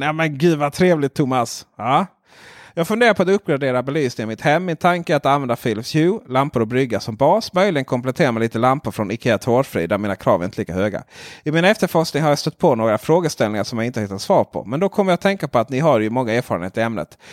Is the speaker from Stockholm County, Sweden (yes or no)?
no; Ronneby, Blekinge, Sweden; jag är från Ronneby